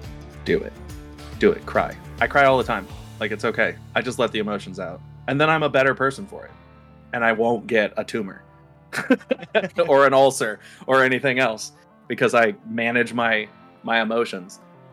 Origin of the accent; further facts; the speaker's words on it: the South, United States; because a lot of us grew up with the boys don't cry attitude, especially if we're from the South.